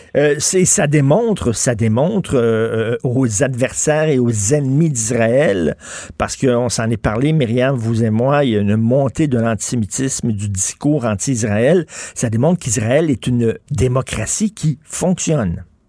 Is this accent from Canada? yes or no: yes; Montreal, Quebec, Canada; en tant que Montréalais